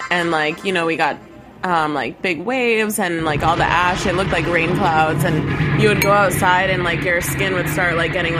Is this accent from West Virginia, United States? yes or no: no; Alaska, United States; The fourth kind of that fucking movie is about my hometown in Alaska.